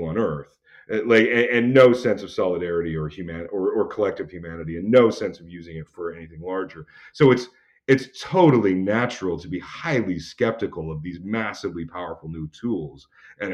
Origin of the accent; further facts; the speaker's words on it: Alberta, Canada; I'm from Alberta